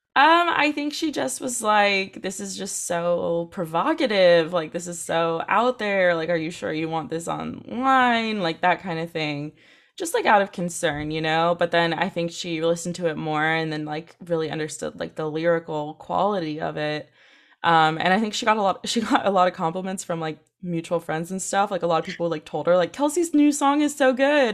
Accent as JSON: {"language": "English", "town": "Santa Cruz", "region": "California", "country": "United States", "tie": "born or raised there", "also_born_or_lived": "England"}